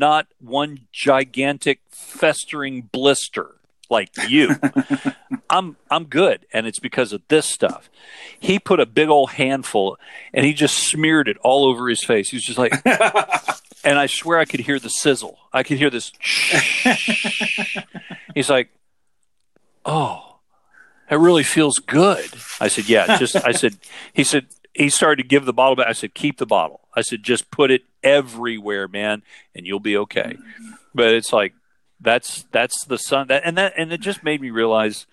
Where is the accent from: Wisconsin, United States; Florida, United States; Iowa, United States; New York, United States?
Florida, United States; grew up in Florida